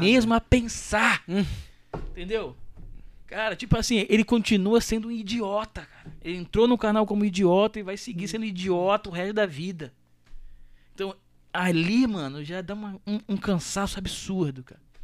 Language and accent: Portuguese; Rio de Janeiro, Brazil; Eu sou carioca. Eu amo o Rio